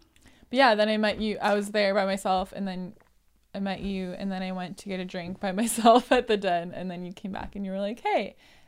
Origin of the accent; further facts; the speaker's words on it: Marshfield, Wisconsin, United States; So I thought we could chat about the contrast because you did come back to my hometown.